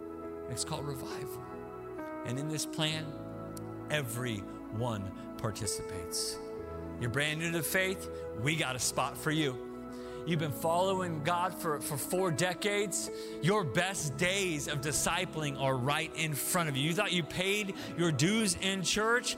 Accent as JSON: {"language": "English", "town": "Tulsa", "region": "Oklahoma", "country": "United States", "moved": "yes", "said": "I'm from Tulsa originally"}